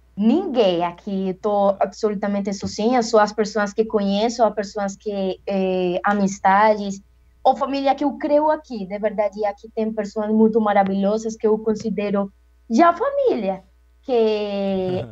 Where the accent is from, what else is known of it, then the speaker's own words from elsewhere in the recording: Cartago, Valle del Cauca, Colombia; Portuguese is a second language; eu sou colombiana, é, moro em Cartago Valle